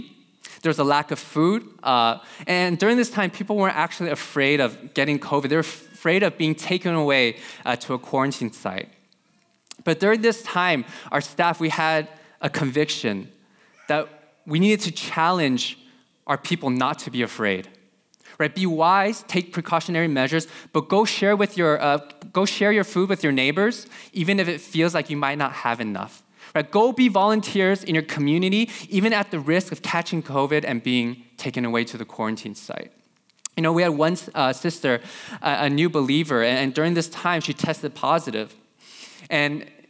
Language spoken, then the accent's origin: English; California, United States; just growing up in Silicon Valley, you know, just growing up in this environment.